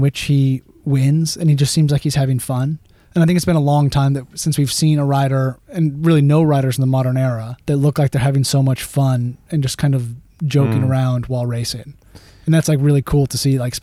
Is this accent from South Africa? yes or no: no; United States; being an American